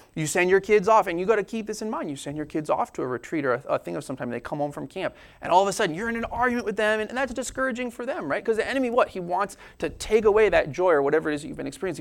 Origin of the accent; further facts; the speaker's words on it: United States; I am a American scientific logical person